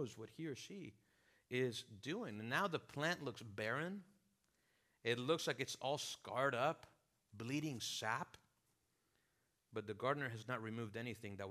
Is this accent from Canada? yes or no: no; Venezuela; moved away; also born or lived in South Florida / Miami / Chicago; I'm from Venezuela, have lived here in South Florida, pastored here at a church for a season